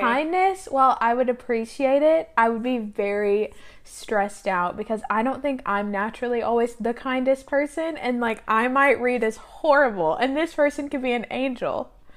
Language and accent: English; Tennessee, United States; born or raised there; moved away